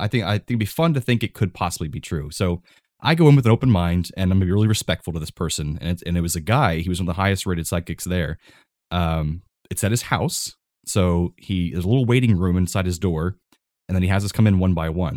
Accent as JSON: {"language": "English", "region": "Florida", "country": "United States", "tie": "born or raised there", "said": "I grew up here in Florida"}